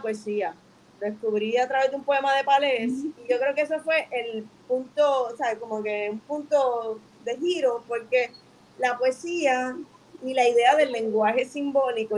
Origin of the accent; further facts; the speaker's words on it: Bayamón, Puerto Rico; yo soy de Río Hondo, Bayamón